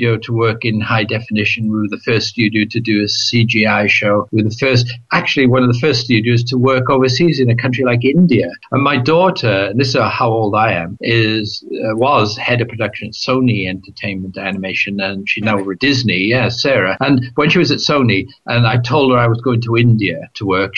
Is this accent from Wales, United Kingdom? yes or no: yes; Wales, United Kingdom; moved away as an adult; now in Los Angeles, United States; You can hear a little bit of an accent from me. I'm Welsh